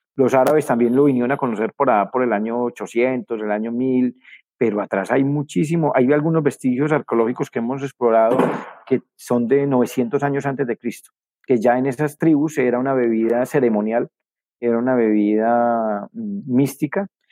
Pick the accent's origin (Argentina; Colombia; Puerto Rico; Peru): Colombia; yo soy campesino de la ruralidad cafetera de Colombia